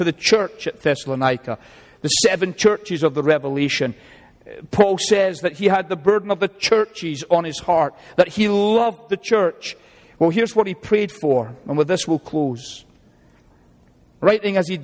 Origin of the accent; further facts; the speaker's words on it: Scotland, United Kingdom; now in United States; I even like being Scottish